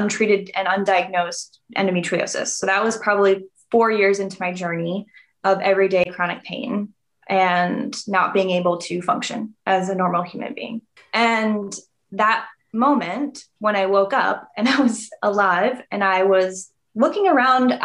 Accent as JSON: {"language": "English", "region": "New England", "country": "United States", "said": "I'm from New England."}